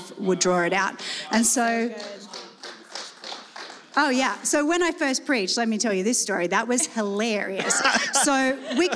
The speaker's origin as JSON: {"language": "English", "country": "Australia", "tie": "born or raised there", "also_born_or_lived": "Salt Lake City", "moved": "as an adult", "said": "I'm being born and raised in Australia"}